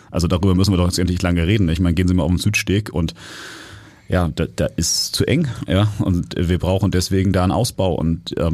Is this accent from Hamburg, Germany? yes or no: yes; Hamburg, Germany; born there; Der Grund ist, ich bin Hamburger, ja, und zwar von Geburt